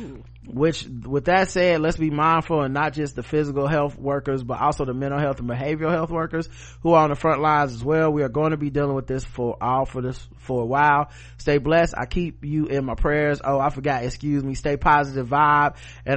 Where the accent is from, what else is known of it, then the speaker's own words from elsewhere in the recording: South Carolina, United States; moved away as an adult; now in Ogden, United States; I'm a middle-aged brother, born and raised in South Carolina, currently living and teaching in Ogden, Utah. I haven't moved out here with my family in 2015.